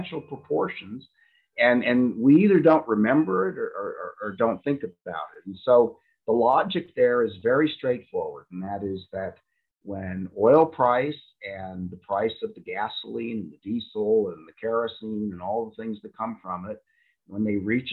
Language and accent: English; United States; I'm an American